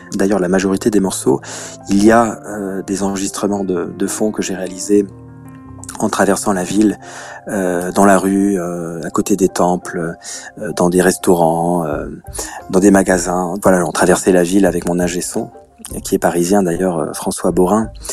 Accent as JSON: {"language": "French", "country": "Luxembourg", "said": "Moi, je suis du Luxembourg. Euh, Tokyo est plus grand que mon pays"}